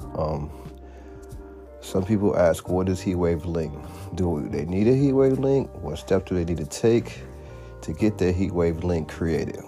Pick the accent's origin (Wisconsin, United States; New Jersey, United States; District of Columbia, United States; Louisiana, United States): District of Columbia, United States; Washington; born and raised in Washington, D.C., metropolitan area